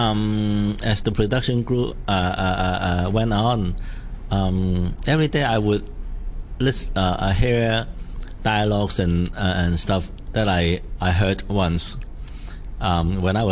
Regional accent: Hong Kong; I grew up in Sham Shui Po

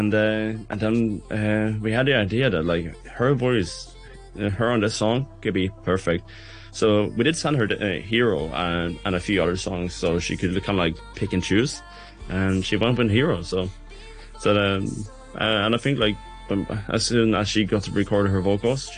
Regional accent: Bergen, Vestland, Norway; I'm tuning in from my hometown, Bergen

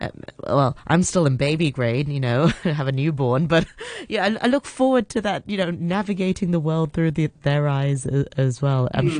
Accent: Hong Kong; Growing up in Hong Kong

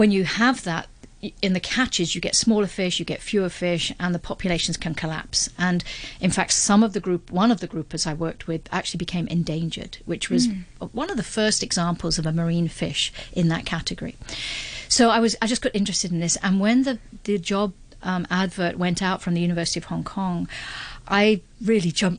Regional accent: London, United Kingdom; moved away; I was brought up in London, very far from the ocean.

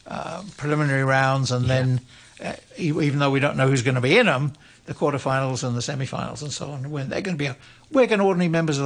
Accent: United Kingdom; now in Hong Kong; I'm not British anymore.

